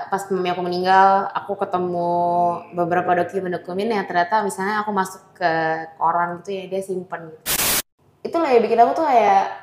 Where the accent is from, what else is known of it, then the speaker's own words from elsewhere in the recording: Jakarta, Indonesia; Enggak, aku benar-benar lahir di Jakarta.